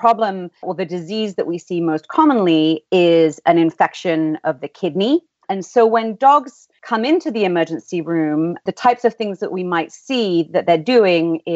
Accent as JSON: {"language": "English", "region": "England", "country": "United Kingdom", "also_born_or_lived": "Philadelphia", "accent": "English", "moved": "as an adult", "lives_now": "San Diego, United States", "said": "you may be able to tell from my accent, in England. So my family all still live there"}